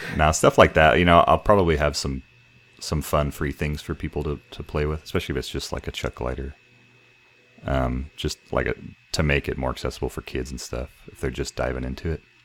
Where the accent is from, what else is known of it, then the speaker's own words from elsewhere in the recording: El Paso, Texas, United States; moved away as an adult; also born or lived in San Antonio, Texas; I grew up here and then we moved back from Central